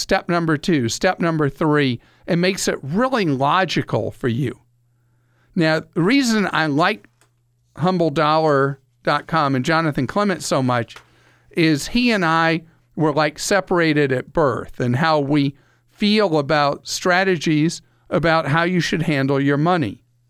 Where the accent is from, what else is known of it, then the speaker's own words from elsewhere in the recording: United Kingdom; explaining things in, well, as close to simple English as a Brit can speak.